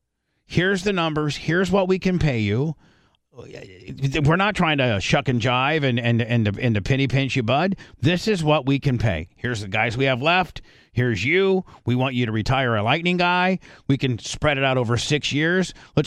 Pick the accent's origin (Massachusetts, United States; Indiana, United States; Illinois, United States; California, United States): Indiana, United States; moved away; also born or lived in Tampa Bay, Florida; I grew up in Indiana